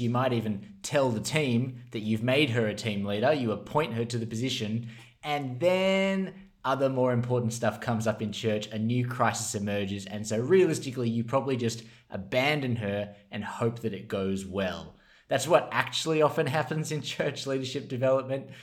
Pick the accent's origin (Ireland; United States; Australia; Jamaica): Australia; as an Australian